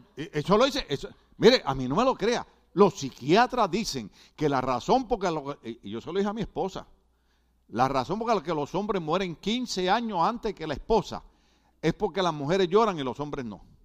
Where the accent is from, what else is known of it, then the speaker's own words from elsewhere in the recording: Puerto Rico; now in United States; soy boricua